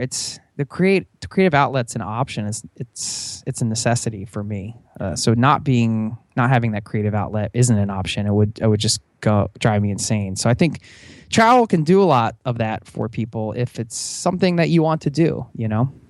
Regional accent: outside of Philadelphia, Pennsylvania, United States; I grew up outside of Philadelphia

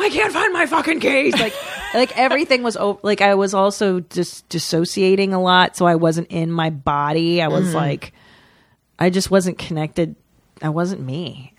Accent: United States; Because we're not French. We're American.

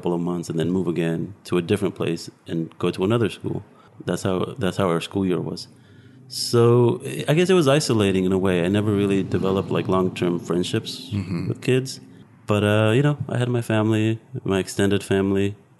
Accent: Modesto, California, United States; I'm from Modesto, California.

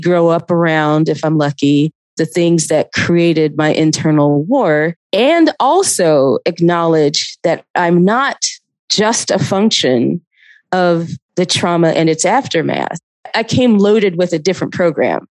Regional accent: Athens, Georgia, United States; also born or lived in Atlanta; I was living in Atlanta, but I grew up in Athens

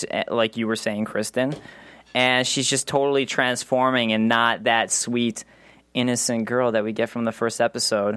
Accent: Chicago, Illinois, United States; and I'm from Chicago.

